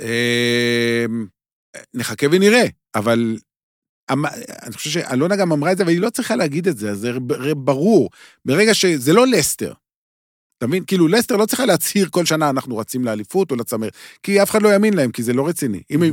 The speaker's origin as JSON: {"language": "Hebrew", "town": "Beersheba", "region": "Southern District", "country": "Israel", "tie": "born or raised there", "moved": "yes", "said": "אני לא גר בבאר שבע כבר הרבה מאוד שנים, שלא יהיו הבנות, אבל נולדתי שם, אה, עוצבתי שם, עוצבתי, אה, שם השורשים שלי"}